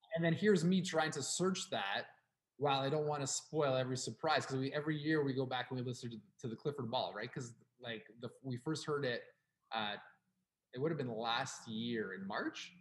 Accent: Canada; We are from Canada

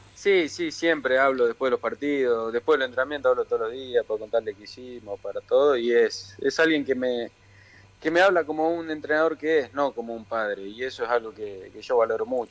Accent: Rafaela, Santa Fe, Argentina; moved away as an adult; also born or lived in Italy; now in Buenos Aires, Argentina; nací acá en Capital Federal y a los dos años me fui para Italia porque mi viejo fue a jugar allá y nos mudamos para allá. Entonces después volví a los 10 al pueblo de mi viejo y al año nos fuimos a vivir a, Rafaela. Así que desde los 10, 12

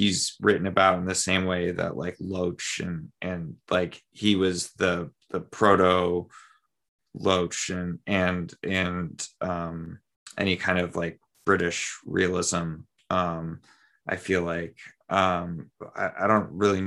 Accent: United States; as an American

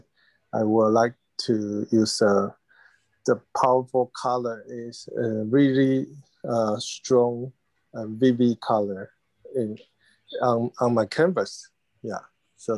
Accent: Taiwan; English is a second language; moved away as an adult; also born or lived in United States / London; I'm happy to be in my hometown now

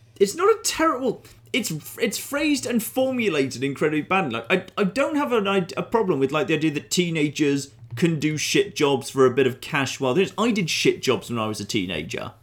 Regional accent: United Kingdom; I'm a British citizen by birth, but I'm half Canadian by blood

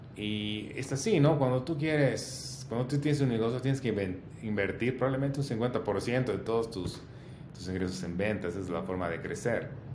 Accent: Bolivia; como bolivianos

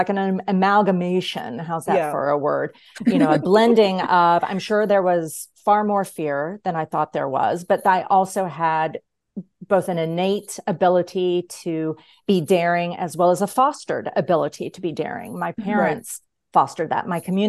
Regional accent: Kentucky, United States; also born or lived in Tennessee / Georgia; So my teen years were spent in three, well, like right heading into my teens, solid into my teens, and then coming out of my teens, I spent in Kentucky, Tennessee, mm-hmm. and then Georgia.

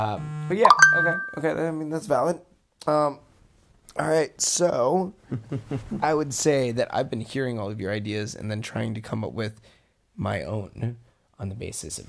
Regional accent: Virginia, United States; Hey, East Virginia, West Virginia, we're from Virginia, it's all good.

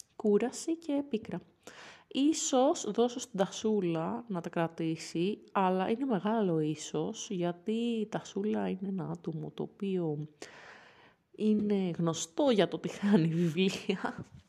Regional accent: Athens, Attica, Greece; moved away

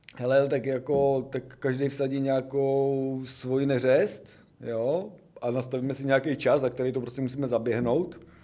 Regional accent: a village near Brno, South Moravian Region, Czechia; já jsem z dědiny, že jo, původně kousek za Brnem

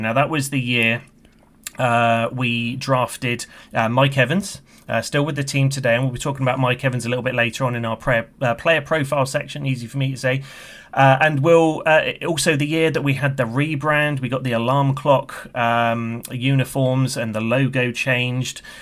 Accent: United Kingdom; you can tell by my accent. from the U K.

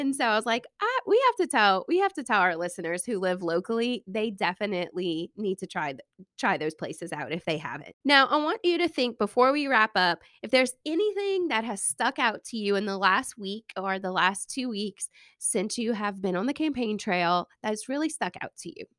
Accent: Thibodaux, Louisiana, United States; I grew up in Saint Charles community. It's right outside of the city limits of Thibodeau

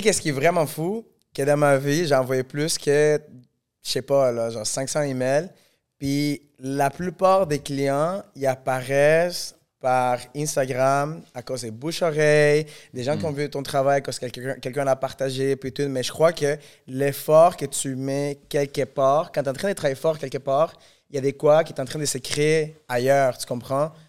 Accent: Venezuela; now in Montreal, Canada; je viens du Venezuela

